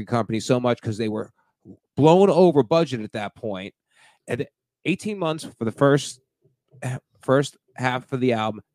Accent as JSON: {"language": "English", "region": "New Jersey", "country": "United States", "said": "I'm from New Jersey, right outside of New York"}